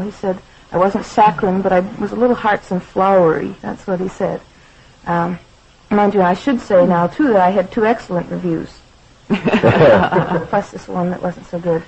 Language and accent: English; Saskatchewan, Canada; moved away as an adult; now in Detroit, United States; I'm very Canadian. You know that I live in the States now.